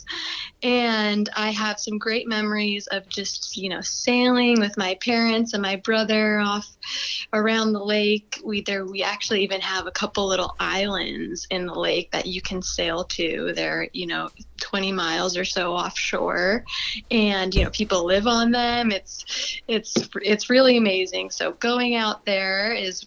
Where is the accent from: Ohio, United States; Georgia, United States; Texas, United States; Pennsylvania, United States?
Ohio, United States; Cleveland; now in California, United States; I am from Cleveland, Ohio, the east side of Cleveland